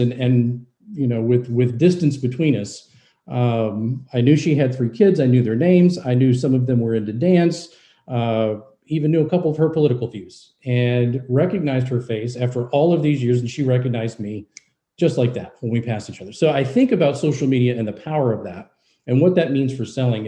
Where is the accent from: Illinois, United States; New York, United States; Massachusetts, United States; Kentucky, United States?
Kentucky, United States; Louisville; moved away; my hometown, Louisville, Kentucky